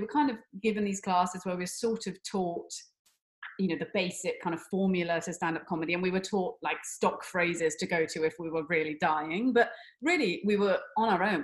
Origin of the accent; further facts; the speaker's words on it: Somerset, South West England, United Kingdom; we're, we're both from Somerset, which is in the, the West Country in England